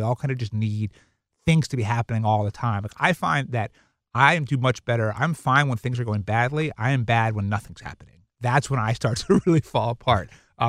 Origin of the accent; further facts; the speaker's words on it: Brooklyn, New York, United States; I grew up in New York, in Brooklyn, Long Island, first generation American.